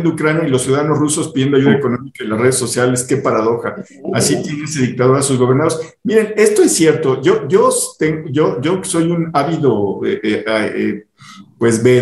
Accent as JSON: {"language": "Spanish", "country": "Mexico", "said": "pensando como mexicanos, ejemplo, Estados Unidos rescató a México en 94 de la debacle."}